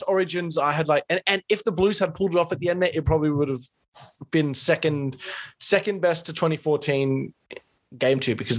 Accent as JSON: {"language": "English", "region": "Queensland", "country": "Australia", "said": "as a Queenslander"}